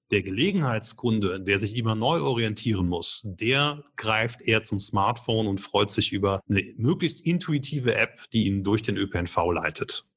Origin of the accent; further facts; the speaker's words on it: Germany; bei uns in Deutschland